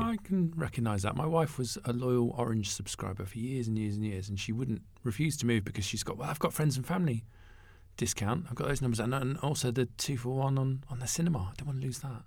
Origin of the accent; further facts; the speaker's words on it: Isle of Wight, South East England, United Kingdom; I'm from the Isle of Wight.